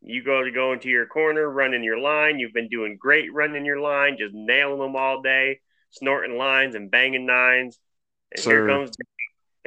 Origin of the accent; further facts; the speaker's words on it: Sylvania, Ohio, United States; also born or lived in Oregon, Ohio; I was born and raised in Sylvania, Ohio